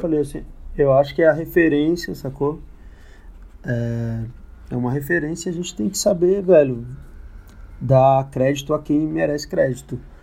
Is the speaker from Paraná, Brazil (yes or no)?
no; Ceilândia, Federal District, Brazil; also born or lived in Taguatinga; eu cresci na Ceilândia, né? Mas uhum. eu estudei a vida inteira no SESI em Taguatinga